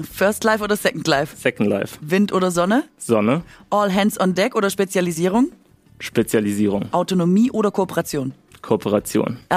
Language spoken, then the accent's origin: German; near Bruchsal, Baden-Württemberg, Germany; Ich bin in der Nähe von Bruchsal geboren